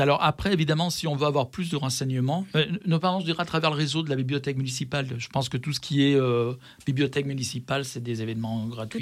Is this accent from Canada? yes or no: no; Vénissieux, Auvergne-Rhône-Alpes, France; je suis de Vénissieux.